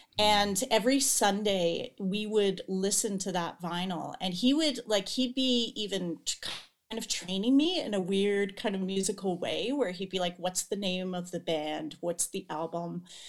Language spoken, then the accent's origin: English; Toronto, Ontario, Canada; So I grew up on Toronto Island, which is it's a small group of islands in the harbor of Toronto.